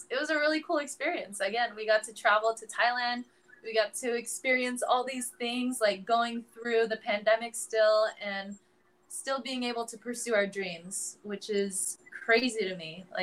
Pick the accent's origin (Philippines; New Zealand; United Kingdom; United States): Philippines; I can I can confirm right here, everyone, that I am full Filipino.